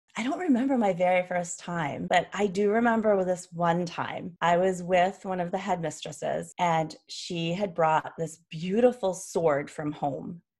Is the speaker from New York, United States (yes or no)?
yes; New York City, New York, United States; I grew up in New York City